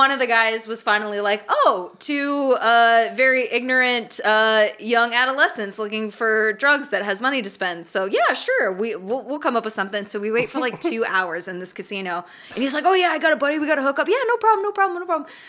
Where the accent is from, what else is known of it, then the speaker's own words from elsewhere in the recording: Arizona, United States; moved away; growing up in Arizona is they said suck my dick